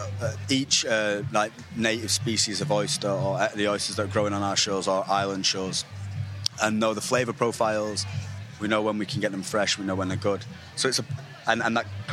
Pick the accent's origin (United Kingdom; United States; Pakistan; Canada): United Kingdom; Manchester, North West England; also born or lived in Stockport; I'm from Manchester, so I kind of grew up in Manchester and Stockport